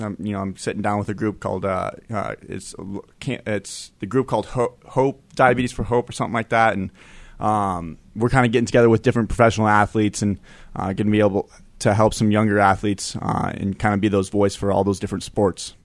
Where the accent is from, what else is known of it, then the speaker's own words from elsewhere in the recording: Denver, Colorado, United States; I'm from Denver